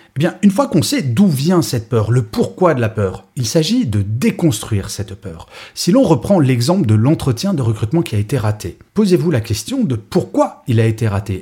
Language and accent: French; Grenoble, Auvergne-Rhône-Alpes, France; je suis né à Grenoble